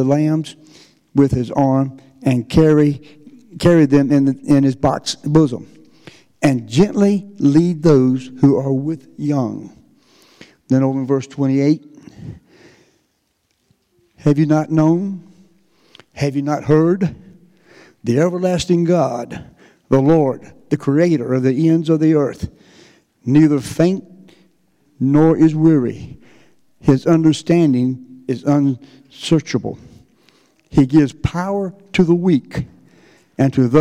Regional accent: North Carolina, United States; moved away as an adult; now in Texas, United States; this is not a Texas accent. I've been there since 80. I am a Tar Heel. I am from North Carolina

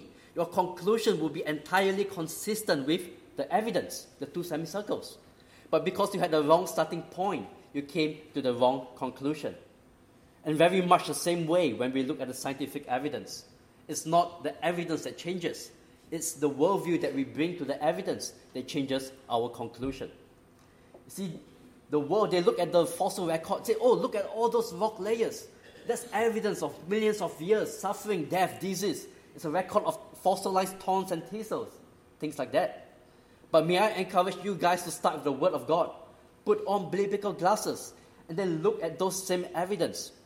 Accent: Singapore; moved away; also born or lived in Australia; I grew up in Singapore.

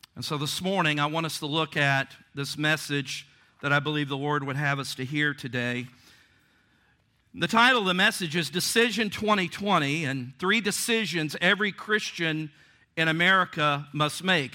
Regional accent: Virginia, United States; Virginia, my home state

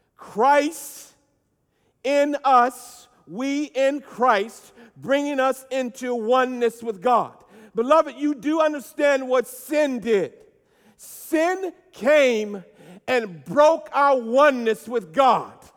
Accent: United States; I am American, and I am glad to be it

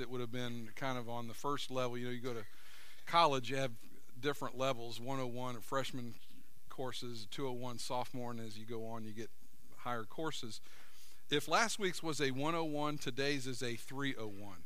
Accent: United States; I grew up in America

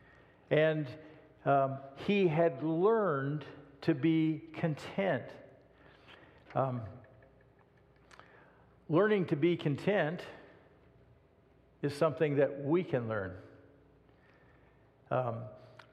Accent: United States; I was born in the United States of America.

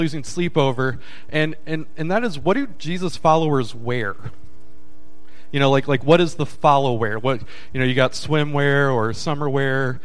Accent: Kentucky, United States; now in Tennessee, United States; I was born in Kentucky, but I live in Tennessee

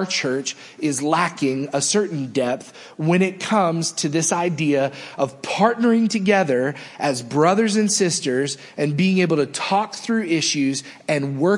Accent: United States; we are Americans

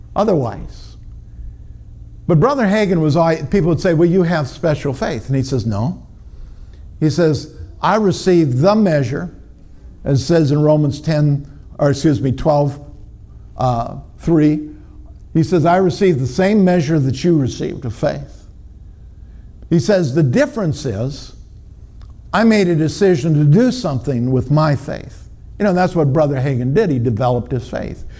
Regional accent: Minnesota, United States; I'm from Minnesota.

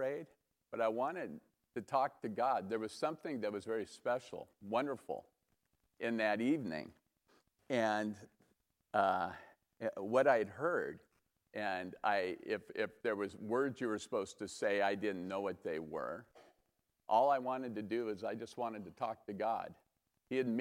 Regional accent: Los Altos, California, United States; I was born and raised in Los Altos, over by Loyola Corners

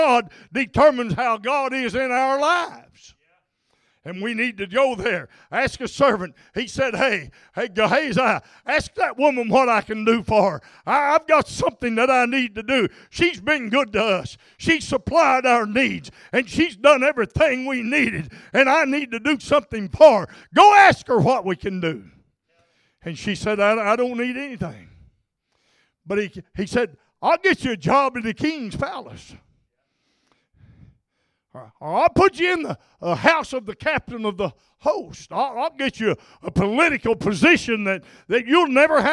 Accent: North Arkansas, United States; I grew up in North Arkansas in the hills

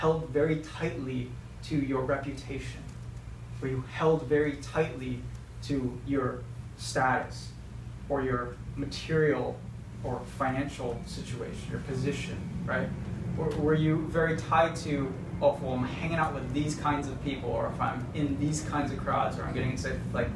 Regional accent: United States; we're American

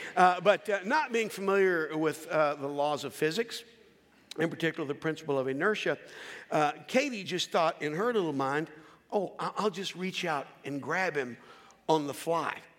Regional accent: Philadelphia, Pennsylvania, United States; I'm from Philadelphia

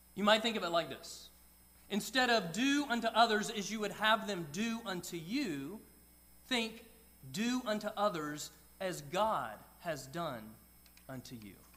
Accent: Georgia, United States; I grew up in Georgia

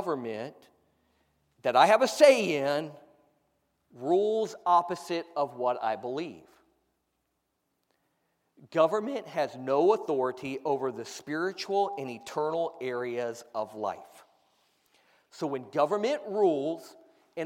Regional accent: United States; my rights as an American

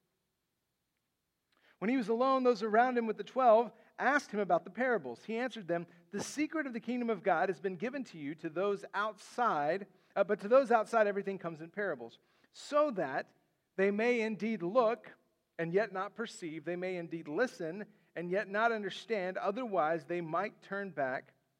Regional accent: West Texas, United States; moved away; where I grew up in West Texas

